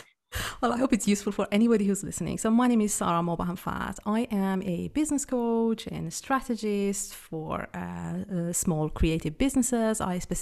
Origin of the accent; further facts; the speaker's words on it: Iran; moved away as an adult; now in Switzerland; I am originally from Iran, but Switzerland has been my home since 2008. I've lived in a number of countries. I live here with my husband somewhere in the Swiss Alps in the middle of nowhere.